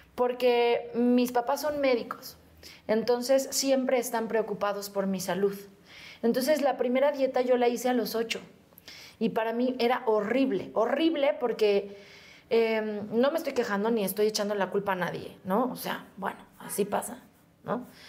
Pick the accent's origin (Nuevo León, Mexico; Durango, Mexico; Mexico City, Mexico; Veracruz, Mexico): Mexico City, Mexico; Y yo, ah, de aquí, de México. De Xochimilco